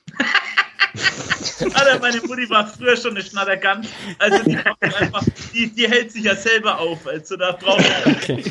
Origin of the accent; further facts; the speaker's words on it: Franconia, Bavaria, Germany; Franken ist doch meine Heimat